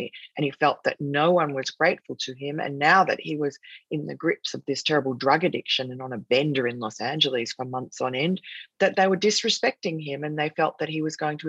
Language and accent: English; New South Wales, Australia; now in New York, United States; the free state of New South Wales, which is the largest state where the city of Sydney is, which is my home state